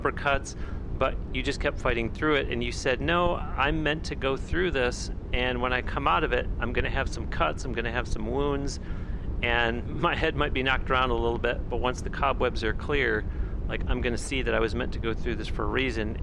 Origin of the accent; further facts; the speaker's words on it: Florida, United States; just like all of us Floridians